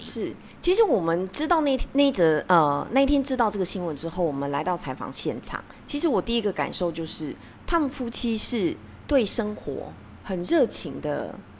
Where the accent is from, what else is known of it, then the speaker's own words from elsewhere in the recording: Taiwan; 我们台湾人